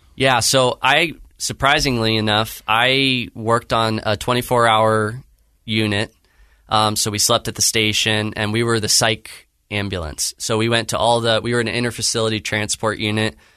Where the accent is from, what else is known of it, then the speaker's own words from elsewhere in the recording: Claremont, California, United States; California, so Southern California. uh, in Claremont, California